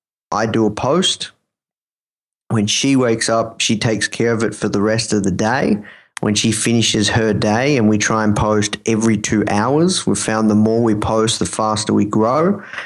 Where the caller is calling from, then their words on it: Melbourne, Victoria, Australia; I'm calling from Melbourne, Australia.